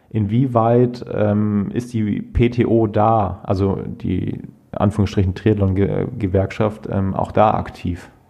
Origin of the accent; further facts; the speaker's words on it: Krefeld, North Rhine-Westphalia, Germany; beim Nachtourkriterium in Krefeld, also mhm. in meiner eigentlichen Heimatstadt, wo ich groß geworden bin.